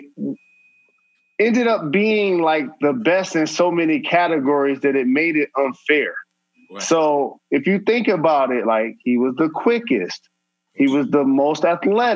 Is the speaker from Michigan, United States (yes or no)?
yes; Detroit, Michigan, United States; I'm from Detroit